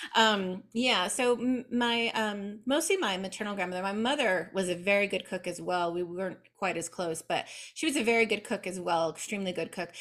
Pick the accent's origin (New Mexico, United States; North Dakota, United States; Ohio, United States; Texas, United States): New Mexico, United States; I was born here in New Mexico in the southwest of the United States. I still live here in Albuquerque. I was raised primarily by my maternal grandmother